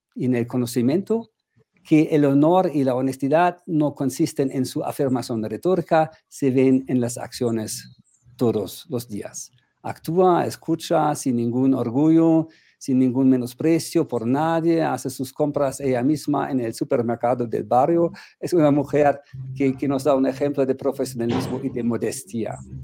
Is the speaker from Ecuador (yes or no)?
no; Germany